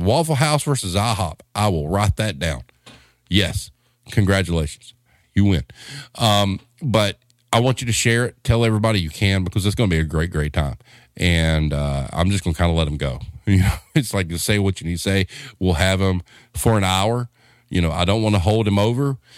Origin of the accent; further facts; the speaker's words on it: the South, United States; we're from the South